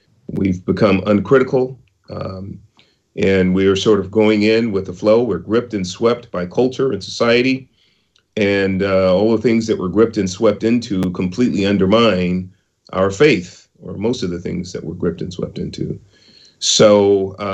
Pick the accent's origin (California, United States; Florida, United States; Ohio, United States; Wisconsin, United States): California, United States; San Francisco; I was born in Project Housing in San Francisco, Hunters Point, and in the 60s. I was raised in a lower middle class neighborhood in San Francisco